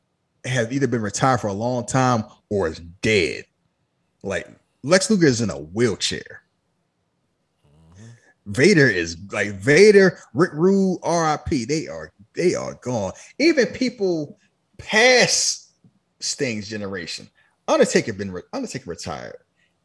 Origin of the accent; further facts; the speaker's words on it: Canada; I don't know what you're talking about. I'm Canadian.